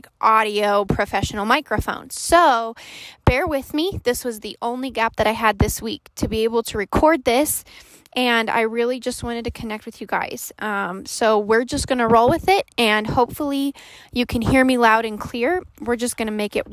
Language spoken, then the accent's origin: English; Colorado, United States; I was born and raised in Colorado and live here with my wonderful husband of 6 years